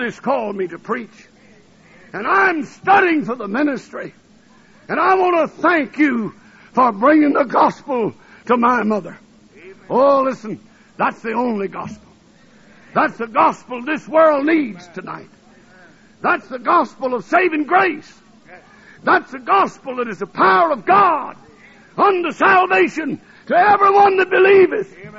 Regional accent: North Alabama, United States; also born or lived in New Orleans, Louisiana / Tennessee / Ohio; now in Michigan, United States; I was born in New Orleans, Louisiana, and I was raised in Alabama, and I went to school in Tennessee, and I was married in Ohio, and I've been in Michigan ever since.

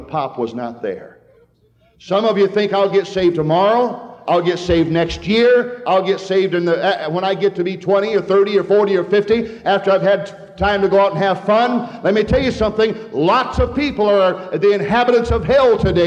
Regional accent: Hadley, Michigan, United States; We had two gas stations in town when I grew up there in Hadley, Michigan.

